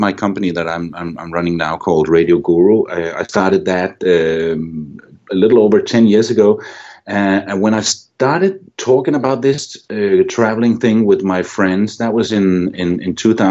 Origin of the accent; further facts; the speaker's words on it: Randers, Central Denmark Region, Denmark; moved away as an adult; my hometown of Randers, Denmark